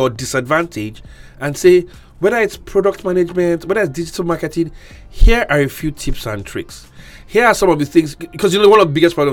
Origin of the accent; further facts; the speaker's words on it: Ikot Abasi, Akwa Ibom, Nigeria; Okay, first, first disclaimer: I'm from Ikot Abasi so let it not be like I'm, you know, doing something under the woods